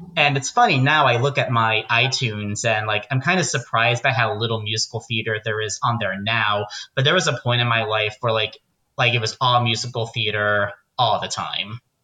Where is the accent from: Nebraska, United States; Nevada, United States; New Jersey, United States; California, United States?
New Jersey, United States; Pompton Plains; moved away as an adult; also born or lived in Arizona; I grew up in Pompton Plains, New Jersey, about 45 minutes outside of New York.